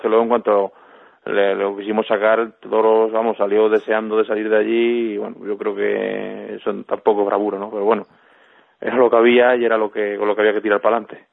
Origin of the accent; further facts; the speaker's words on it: Albacete, Castilla-La Mancha, Spain; tener la feria en mi tierra